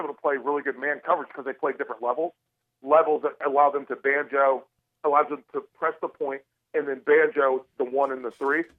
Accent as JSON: {"language": "English", "region": "the South", "country": "United States", "moved": "yes", "lives_now": "Chicago, United States", "said": "I'm I'm from the South"}